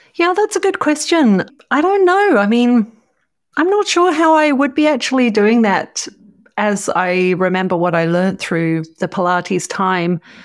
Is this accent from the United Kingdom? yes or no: yes; Cambridge, East of England, United Kingdom; now in Orange, Australia; I grew up in the U K. I grew up in Cambridge